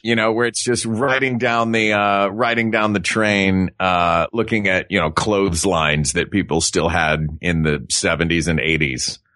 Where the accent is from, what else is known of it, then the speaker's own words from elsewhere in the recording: Tennessee, United States; I'm from Tennessee